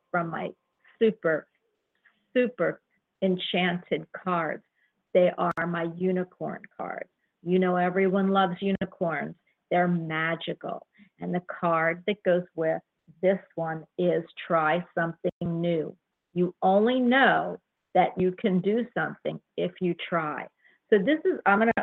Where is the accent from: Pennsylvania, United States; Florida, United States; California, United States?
Florida, United States; I'm from Florida